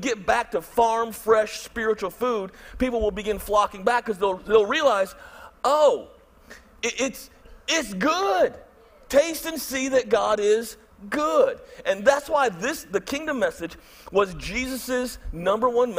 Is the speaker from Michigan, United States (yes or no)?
yes; Michigan, United States; moved away as an adult; also born or lived in Tennessee / Birmingham, Alabama; I'm from Michigan